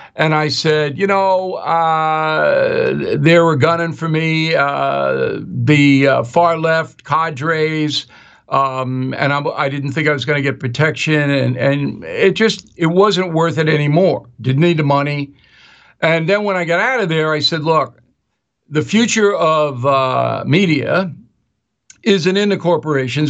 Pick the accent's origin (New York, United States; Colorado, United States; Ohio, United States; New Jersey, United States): New York, United States; Long Island; I'm an Irish guy from Long Island